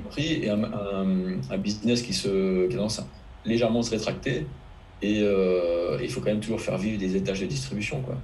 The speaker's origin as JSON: {"language": "French", "area": "Finistère", "region": "Brittany", "country": "France", "tie": "born or raised there", "said": "quand j'étais gamin, que j'habitais en Finistère"}